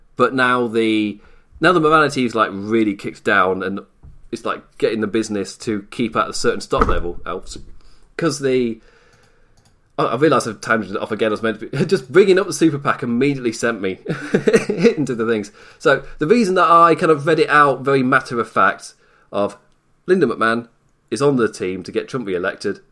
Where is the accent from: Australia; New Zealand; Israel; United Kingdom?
United Kingdom; England; I'm English